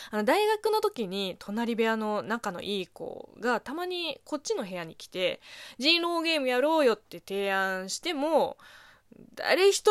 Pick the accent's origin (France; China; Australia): China; Japanese is a second language; moved away as an adult; now in Japan; この番組は中国生まれ中国育ちの私、